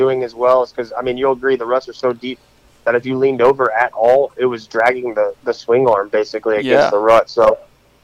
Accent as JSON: {"language": "English", "region": "North Carolina", "country": "United States", "tie": "born or raised there", "said": "I grew up in North Carolina"}